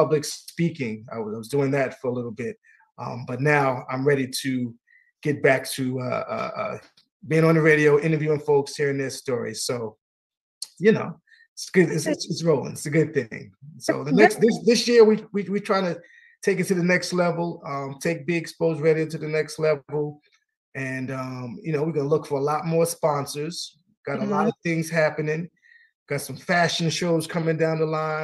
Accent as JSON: {"language": "English", "region": "New York", "country": "United States", "said": "my home state, New York"}